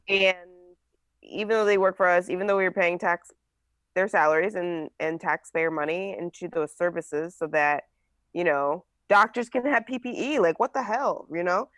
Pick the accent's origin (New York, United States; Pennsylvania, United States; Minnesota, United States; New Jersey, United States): New Jersey, United States; I grew up in New Jersey.